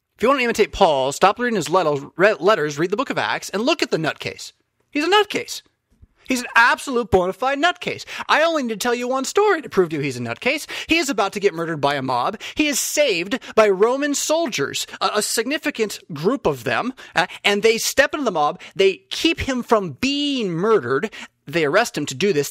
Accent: United States; as an American

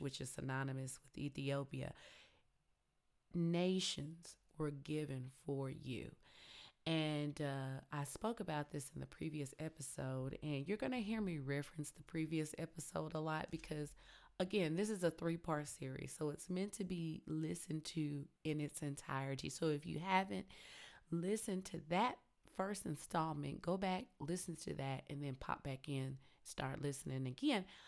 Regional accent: Tennessee, United States; I'm country, I'm from Tennessee

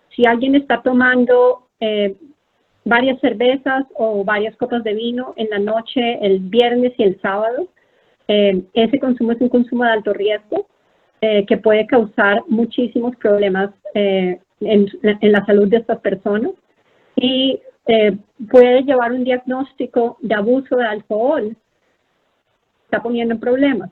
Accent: Colombia; moved away as an adult; also born or lived in Philadelphia, United States / San Antonio, Texas, United States; now in Bethesda, United States; yo soy una médica colombiana, he estado en Estados Unidos por más o menos 20 años.

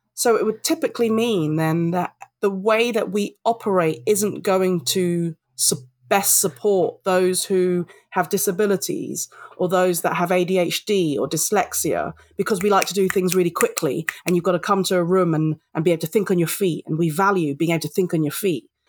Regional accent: London, United Kingdom; I'm British born Filipino, I'm a Londoner

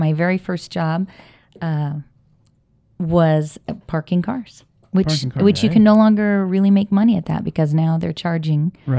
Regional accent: Washington, United States; moved away as an adult; now in Las Vegas, United States; Washington State.

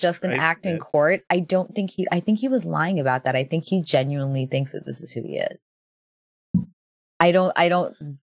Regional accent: New York City, New York, United States; now in Bible Belt, United States; growing up in New York City

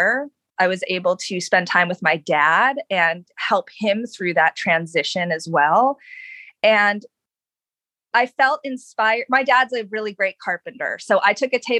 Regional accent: Honolulu, Hawaii, United States; also born or lived in Los Angeles; now in Northern Virginia, United States; I'm from Honolulu

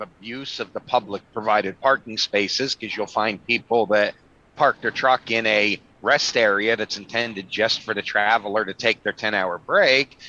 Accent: Pennsylvania, United States; My home state of Pennsylvania

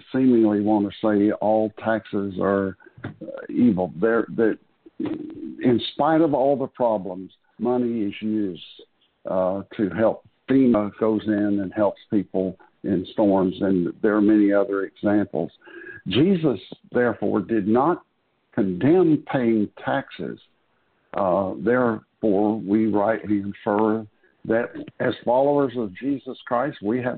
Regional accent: Florida, United States; When I grew up in Florida

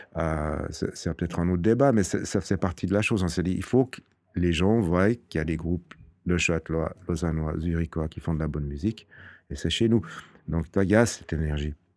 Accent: Fribourg, Switzerland; je suis fribourgeois, je suis né à Fribourg

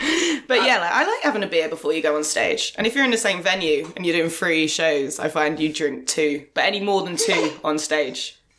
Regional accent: Croydon, London, United Kingdom; I grew up in Croydon, state school, Brit School.

